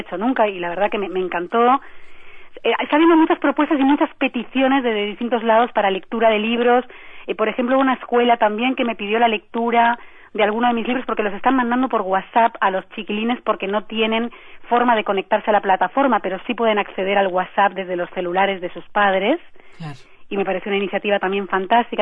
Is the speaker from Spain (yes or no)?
yes; Spain; digo yo como española